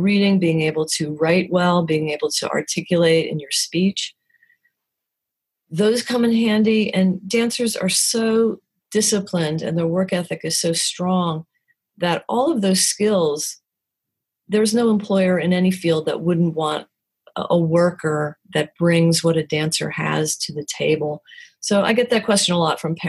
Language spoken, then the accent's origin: English; New Jersey, United States; moved away as an adult; also born or lived in New York City; now in Winston-Salem, United States; I'm from New Jersey and have my career in New York City